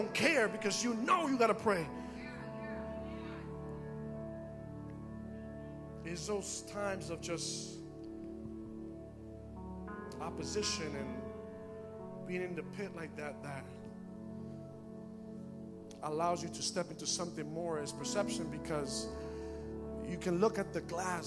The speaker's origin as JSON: {"language": "English", "town": "Bridgeport", "region": "Connecticut", "country": "United States", "tie": "born or raised there", "said": "I live in Bridgeport. I work in Bridgeport. And I grew up in Bridgeport most of my life."}